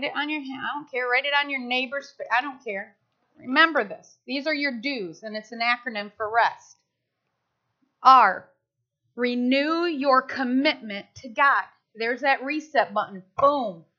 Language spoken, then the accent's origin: English; United States; I'm American. And I'm proud to be an American